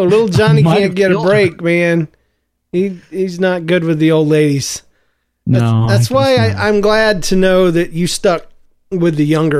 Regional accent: Missouri, United States; I just did that because I'm from Missouri and I've seen the signs on the side of the road.

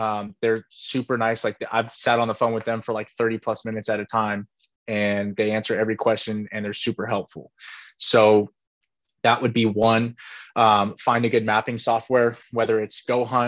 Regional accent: California, United States; Being from California

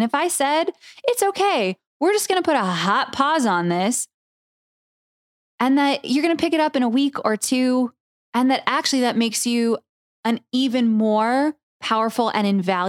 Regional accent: San Diego, California, United States; now in Oregon, United States; And I come from California, where I grew up with wildfires. I grew up, you know, in San Diego.

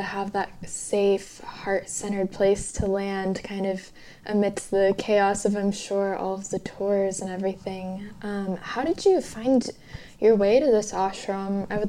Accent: Los Angeles, California, United States; I grew up in Los Angeles.

